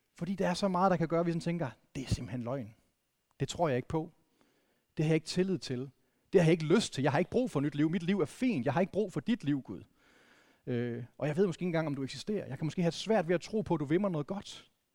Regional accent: Vendsyssel, North Denmark Region, Denmark; jeg, jeg er vokset op i Vendsyssel

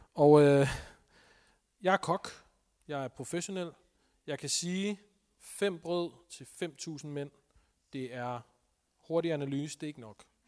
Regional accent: Denmark; Vi er som danskere

